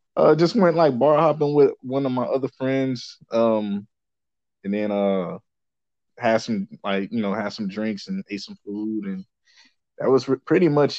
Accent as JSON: {"language": "English", "town": "Dallas", "region": "Texas", "country": "United States", "moved": "as an adult", "lives_now": "California, United States", "said": "I'm from Dallas"}